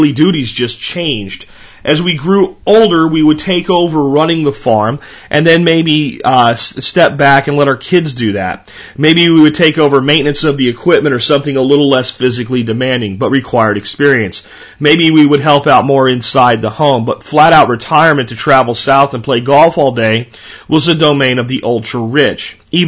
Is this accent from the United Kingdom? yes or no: no; Canada; Remember, I'm Canadian.